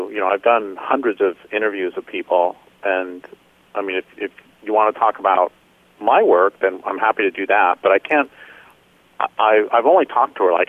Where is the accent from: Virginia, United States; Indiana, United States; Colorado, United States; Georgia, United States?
Colorado, United States; moved away as an adult; also born or lived in Nebraska / Nevada / Idaho / Washington; now in California, United States; I grew up in, I was born in Nebraska, grew up in Colorado, and then lived in Nevada and Idaho and Washington, and then now I live in far northern California on the coast in the Redwoods.